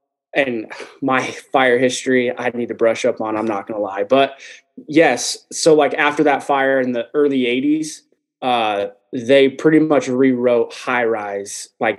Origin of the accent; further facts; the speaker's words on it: Las Vegas, Nevada, United States; also born or lived in Susanville, California; I was born and raised here.